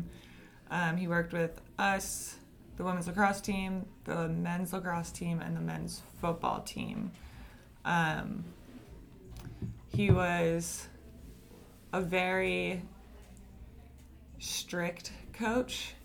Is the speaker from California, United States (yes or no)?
no; Baltimore, Maryland, United States; moved away as an adult; now in Jacksonville, United States; I grew up in Baltimore, Maryland